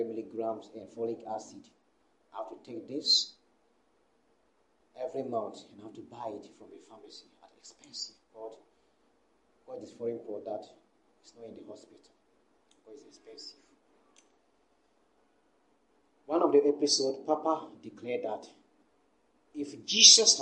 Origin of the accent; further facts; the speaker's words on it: Sandima, Ghana; now in Accra, Ghana; Sandima, my hometown